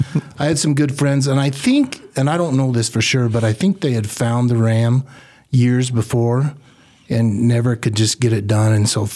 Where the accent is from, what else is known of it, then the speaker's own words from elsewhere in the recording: Riverton, United States; I grew up in Riverton since fourth grade, and raised my family here. Call it home.